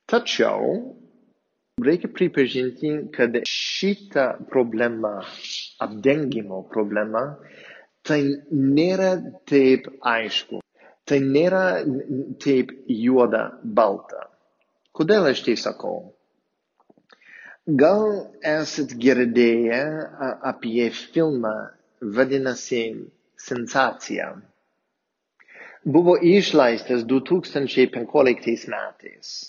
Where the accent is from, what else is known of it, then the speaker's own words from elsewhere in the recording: near Boston, Massachusetts, United States; Lithuanian is a second language; moved away as an adult; also born or lived in Palendriai, Lithuania; now in Lithuania; esu amerikietis ir aš išaugau netoli nuo Bostono